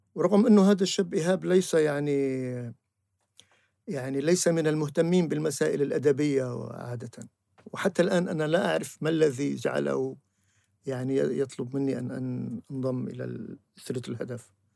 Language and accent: Arabic; Syria; moved away as an adult; also born or lived in Beirut, Lebanon; now in Tunisia; ولم أشعر أنني سوري في الحقيقة إلا بعد أن غادرنا بيروت وجئنا إلى تونس